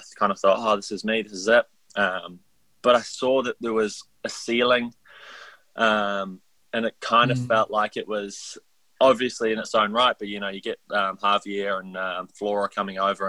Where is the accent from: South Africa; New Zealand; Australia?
New Zealand; Taupo, Waikato; also born or lived in England; my hometown